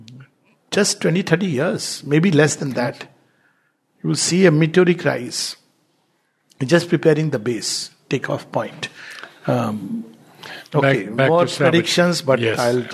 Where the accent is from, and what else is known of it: India